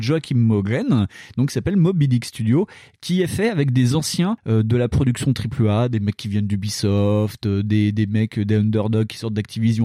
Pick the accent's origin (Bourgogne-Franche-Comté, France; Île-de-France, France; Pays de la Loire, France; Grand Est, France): Bourgogne-Franche-Comté, France; Dijon; chez nous à Dijon